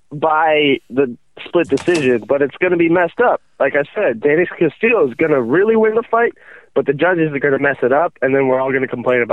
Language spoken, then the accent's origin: English; Washington, District of Columbia, United States; also born or lived in California; I was born in California, but I've grown up here in the D.C. area for a while.